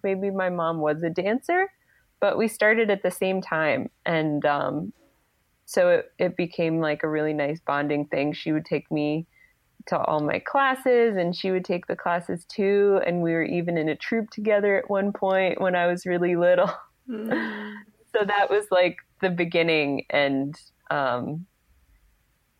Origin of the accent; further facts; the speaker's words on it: outside of Philadelphia, Pennsylvania, United States; I grew up like outside of Philadelphia.